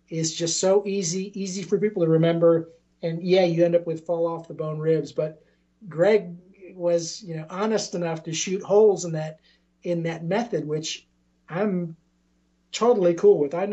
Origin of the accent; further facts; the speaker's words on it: Augusta, Georgia, United States; also born or lived in Savannah; as far as uh, Charleston, I mean, I'm from, uh, I came from Augusta, uh, used to live in Savannah, and I think now Charleston is absolutely the best place for barbecue.